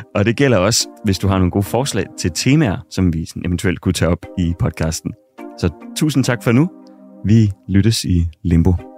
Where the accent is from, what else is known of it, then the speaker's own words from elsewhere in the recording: Sæby, North Denmark Region, Denmark; i fodboldklubben i Sæby, hvor jeg kommer fra